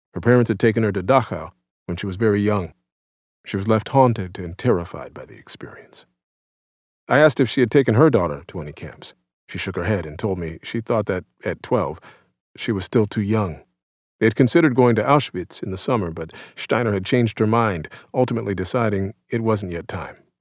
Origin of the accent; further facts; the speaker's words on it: New Orleans, Louisiana, United States; New Orleans, my hometown